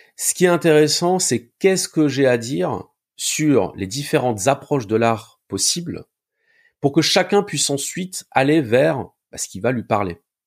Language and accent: French; Béziers, Occitania, France; moved away as an adult; now in Montpellier, France; je suis né à Béziers, dans le sud de la France. Et euh, je vis à Montpellier maintenant depuis euh, bientôt 20 ans